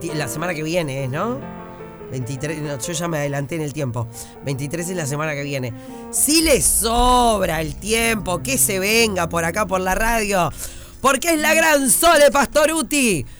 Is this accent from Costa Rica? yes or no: no; Uruguay; nosotros como uruguayos